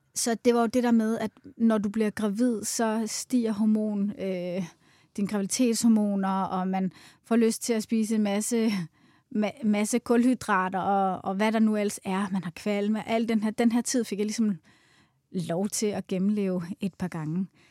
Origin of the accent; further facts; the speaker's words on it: Svendborg, Southern Denmark, Denmark; also born or lived in United States; now in Copenhagen, Denmark; Jeg stammer oprindeligt fra Svendborg, faktisk, mm. øhm, men har boet i København i, i størstedelen af mit liv